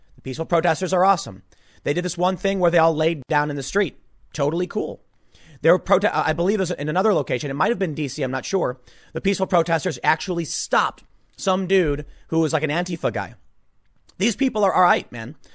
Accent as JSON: {"language": "English", "town": "Chicago", "region": "Illinois", "country": "United States", "tie": "born or raised there", "moved": "yes", "said": "I grew up in Chicago"}